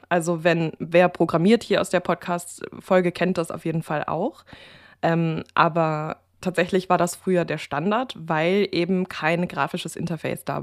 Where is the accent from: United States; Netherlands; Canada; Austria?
United States; also born or lived in Germany; weil ich ja als Amerikanerin in Deutschland gelebt habe